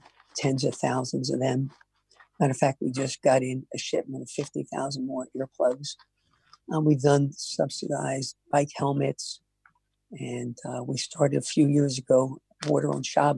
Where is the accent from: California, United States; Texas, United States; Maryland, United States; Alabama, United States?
Maryland, United States; Baltimore; I grew up in Baltimore